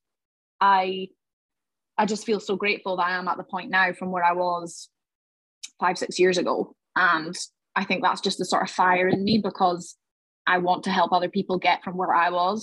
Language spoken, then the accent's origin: English; Highlands of Scotland, United Kingdom; I grew up and I'm from the Highlands of Scotland